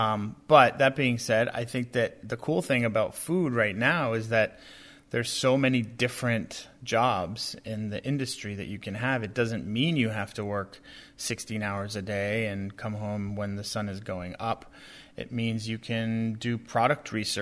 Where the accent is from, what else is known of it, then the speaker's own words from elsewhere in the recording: Boston, Massachusetts, United States; I grew up in New England. I'm from Boston